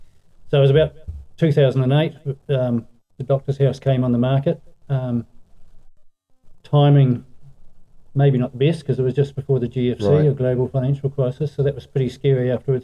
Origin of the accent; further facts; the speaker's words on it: Tuatapere, Southland, New Zealand; moved away as an adult; also born or lived in Central Southland; now in Arrowtown, New Zealand; grew up in Western Southland, Tuatapere, just a couple of miles outside Tuatapere. Was a family farm that I grew up on.